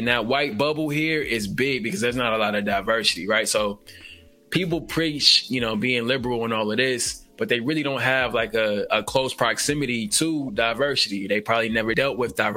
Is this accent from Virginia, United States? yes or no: no; Nashville, Tennessee, United States; now in Oregon, United States; We're both from Nashville, the great state of Nashville, Tennessee